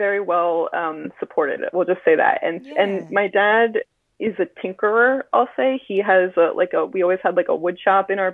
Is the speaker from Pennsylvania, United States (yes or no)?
yes; Philadelphia, Pennsylvania, United States; now in Fort Worth, United States; I'm originally from the Philadelphia area, and I've lived a lot of places between there and here.